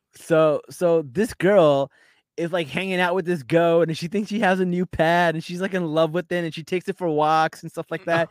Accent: New York, United States; I'm from New York

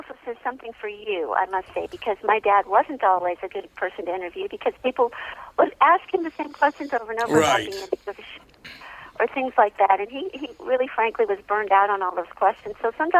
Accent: Glendale, California, United States; I grew up in Glendale, California

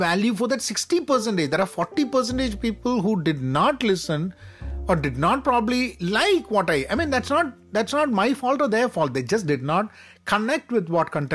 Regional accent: Kerala, India; my home state, my beloved Kerala

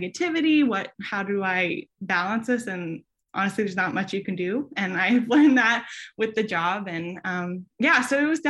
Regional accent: New York, United States; moved away as an adult; also born or lived in Stephenville, Texas; I'm originally from New York, and I went to Syracuse

